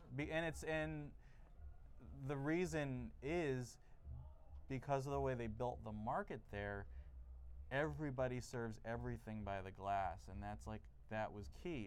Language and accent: English; New Jersey, United States; I'm originally from New Jersey